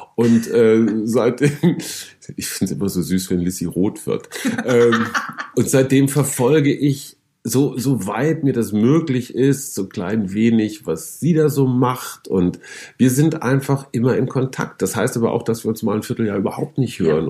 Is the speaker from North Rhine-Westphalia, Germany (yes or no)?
yes; North Rhine-Westphalia, Germany; ich komme aus Westfalen